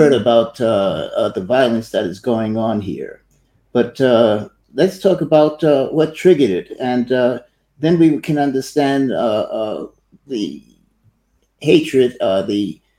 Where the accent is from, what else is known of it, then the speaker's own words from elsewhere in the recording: New York City, New York, United States; moved away as an adult; also born or lived in Thailand / Singapore / Hong Kong / Malaysia; now in France; I was born in Brooklyn, New York, and I went into the Air Force at an early age of about 19